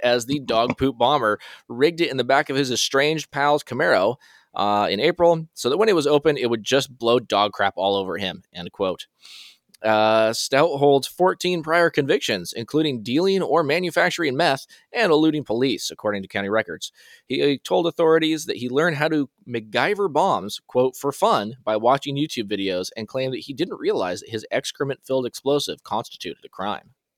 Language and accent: English; Washington, United States; I am from Washington